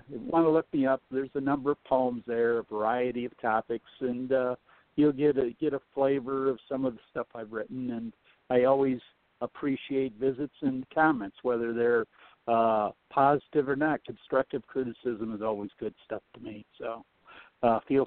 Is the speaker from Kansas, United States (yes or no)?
no; Michigan, United States; I'm from Michigan